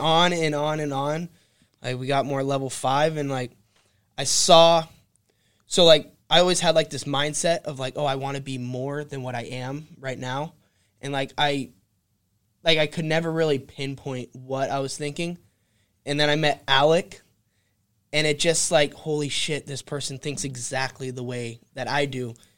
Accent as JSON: {"language": "English", "region": "California", "country": "United States", "tie": "born or raised there", "said": "I'm a boy from California, born and raised"}